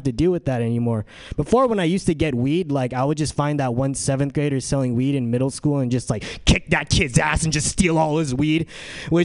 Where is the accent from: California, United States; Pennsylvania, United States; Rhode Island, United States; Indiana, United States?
California, United States; San Diego; moved away as an adult; now in San Francisco, United States; I'm from San Diego. And I'm here at San Francisco so I can attend SF State